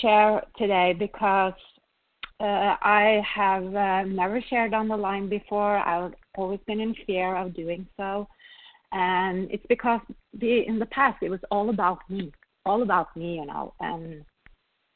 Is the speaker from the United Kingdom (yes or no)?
no; Norway; moved away; I come from Norway, a small little country up north where we think very little of ourselves. I came to this country